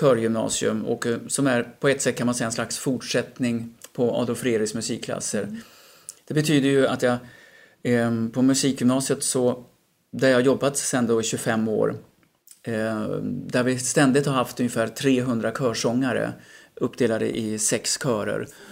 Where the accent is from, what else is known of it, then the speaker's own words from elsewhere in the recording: Falkenberg, Halland County, Sweden; moved away as an adult; also born or lived in Gothenburg; now in Stockholm, Sweden; Jag växte upp i Falkenberg eh, under tonåren